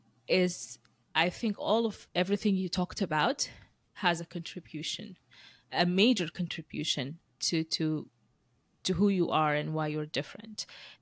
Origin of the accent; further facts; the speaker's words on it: Moscow, Russia; born there; like I was born in Moscow and you were born in US, right?